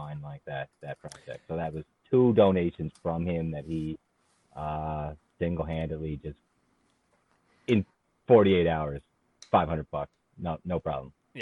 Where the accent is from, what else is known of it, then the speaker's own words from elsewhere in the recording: Brampton, Ontario, Canada; now in Cape Breton, Canada; Brampton, my hometown, where I was born